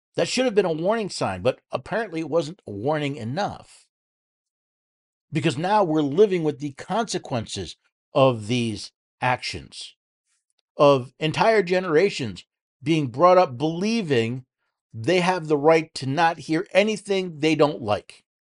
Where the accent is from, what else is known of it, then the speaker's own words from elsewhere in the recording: New York City, New York, United States; moved away; growing up in New York City